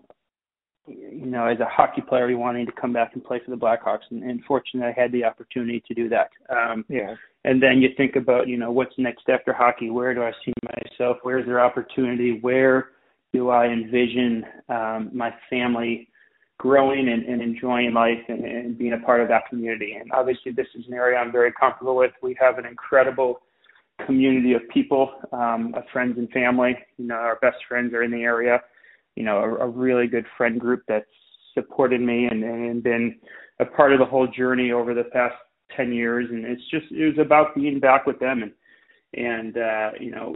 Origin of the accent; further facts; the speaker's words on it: Wilmette, Illinois, United States; now in Winnetka, United States; I grew up in Wilmette, and then started my career there playing with the Braves